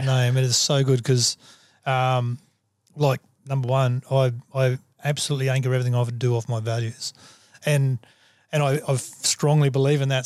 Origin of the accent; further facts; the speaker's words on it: Australia; I'm a human before I'm an Aussie